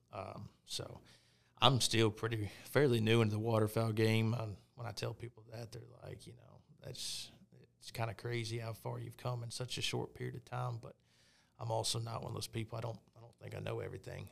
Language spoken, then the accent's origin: English; Pine Bluff, Arkansas, United States; I was born and raised in Arkansas, uh, in Pine Bluff, actually, kinda South Central.